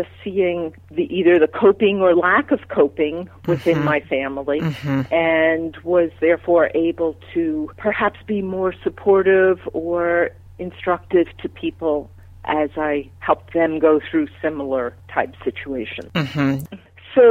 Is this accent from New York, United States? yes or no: yes; Long Island, New York, United States; also born or lived in Manhattan, New York; I was born in Manhattan, so started off in a very high-intensity place, and then my family moved out to Long Island to a quieter suburb